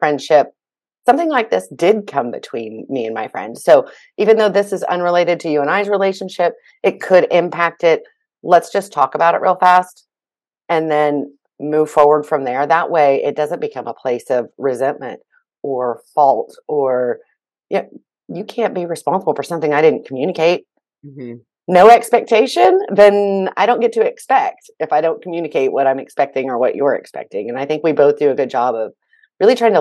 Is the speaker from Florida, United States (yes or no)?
no; Oklahoma, United States; I'm originally from Oklahoma, went to Oklahoma State